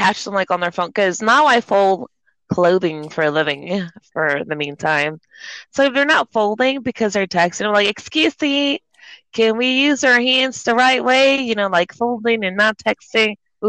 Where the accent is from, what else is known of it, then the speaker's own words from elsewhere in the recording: Corpus Christi, Texas, United States; also born or lived in Waco, Texas / Mexico; I moved back to my hometown, Corpus Christi